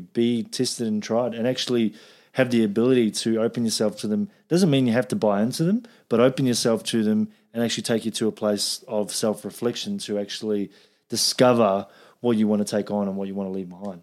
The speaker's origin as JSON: {"language": "English", "country": "New Zealand", "said": "I'm from New Zealand, where, like, it's like meat country"}